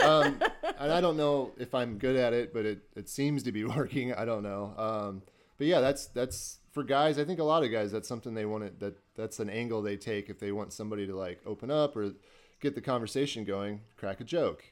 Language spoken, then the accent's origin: English; Burlington, Iowa, United States; moved away as an adult; now in Des Moines, United States; I'm originally from Burlington, Iowa